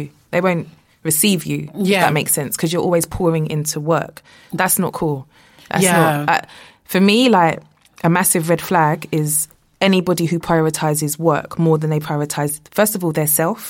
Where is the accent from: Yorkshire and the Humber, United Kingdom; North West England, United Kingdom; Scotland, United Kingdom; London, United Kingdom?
London, United Kingdom; also born or lived in New York; I grew up in Hackney